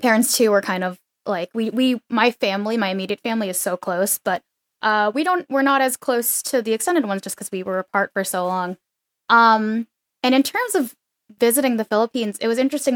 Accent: Arizona, United States; also born or lived in New Jersey; I was born in New Jersey, and then when I was 5, my dad, because of his work, got transferred, so we ended up moving to Arizona.

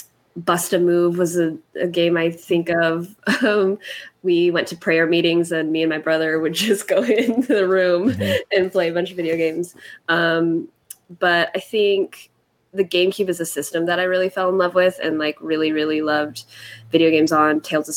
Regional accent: Philippines; And then also being Filipino, wanting to, you know, be a woman of color in this space

